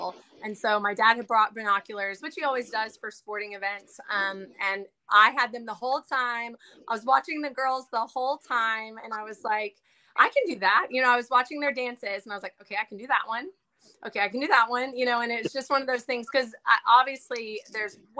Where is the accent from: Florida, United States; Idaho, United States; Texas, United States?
Texas, United States; Austin; I actually grew up in Austin, Texas